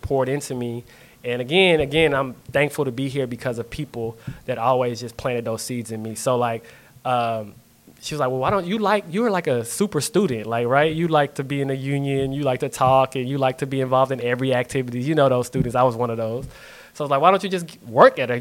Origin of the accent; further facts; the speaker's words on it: Lawton, Oklahoma, United States; growing up in Lawton, again, very impoverished communities